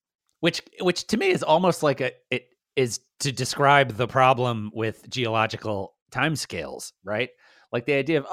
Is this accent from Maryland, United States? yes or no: yes; Baltimore, Maryland, United States; Brian and I grew up in Baltimore, which is on a bay.